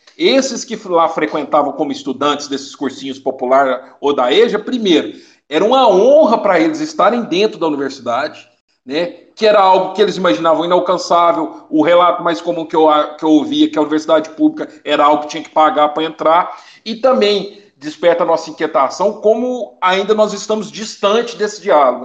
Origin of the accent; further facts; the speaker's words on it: Piumhi, Minas Gerais, Brazil; also born or lived in Belo Horizonte; minha cidade natal, Piuí, da onde eu estou gravando atualmente esse podcast